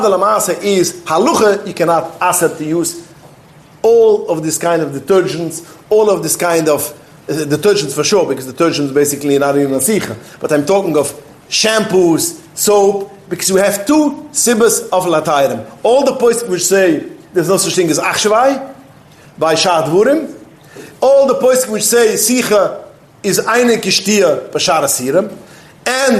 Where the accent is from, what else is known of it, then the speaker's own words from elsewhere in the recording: New York City, New York, United States; I was brought up in Williamsburg